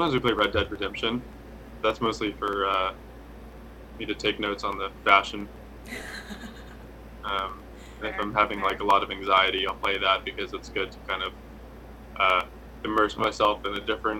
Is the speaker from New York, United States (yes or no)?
no; San Bernardino, California, United States; also born or lived in North Carolina; now in Los Angeles, United States; I was born in San Bernardino, which is about an hour east of LA. And it's, so I grew up there and then spent my summers in, North Carolina with my family out there. So my dad's side is from California. My mom's side is from South Carolina.